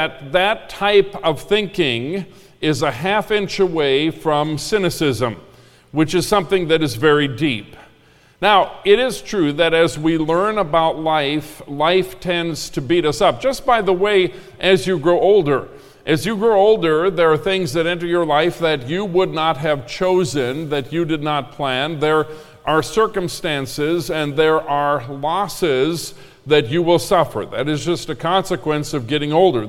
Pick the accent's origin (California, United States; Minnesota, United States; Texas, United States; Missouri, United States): Minnesota, United States; I grew up in Minnesota, which is Lutherland, the land of Lutherans.